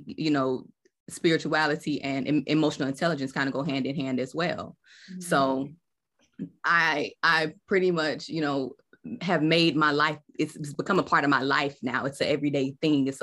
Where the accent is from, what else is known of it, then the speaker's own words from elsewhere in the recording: South Georgia, United States; I am from South Georgia. So, you know, we in the Bible Belt, I grew up in the church